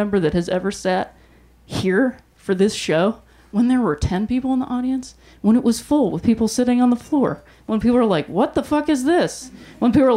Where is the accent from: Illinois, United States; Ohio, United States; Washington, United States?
Ohio, United States; I'm from Ohio